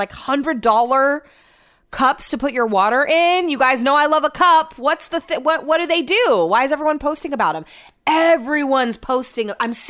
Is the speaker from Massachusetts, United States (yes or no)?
no; Yuba City, California, United States; I'm from Yuba City. No offense, it's from Yuba City.